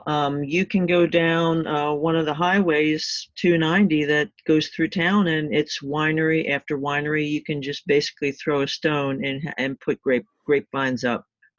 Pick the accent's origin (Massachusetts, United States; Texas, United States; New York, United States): Texas, United States; We are originally from Texas, and we find ourselves making our way back to a few places that we always love when we're in our RV